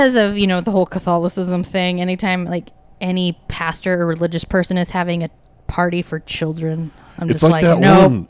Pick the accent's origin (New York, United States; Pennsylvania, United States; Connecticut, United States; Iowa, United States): Iowa, United States; I grew up in Iowa, so there were a lot of super Christians around